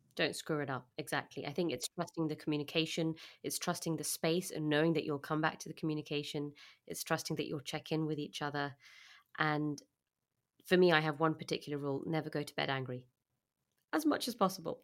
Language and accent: English; London, United Kingdom; I'm from London